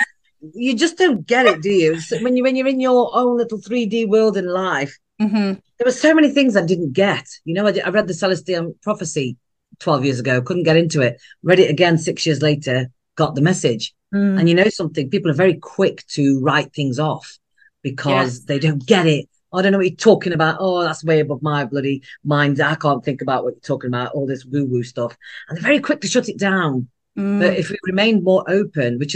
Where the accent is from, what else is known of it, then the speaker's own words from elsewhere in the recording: United Kingdom; I am a British Indian, a second generation born here in the UK to Indian immigrants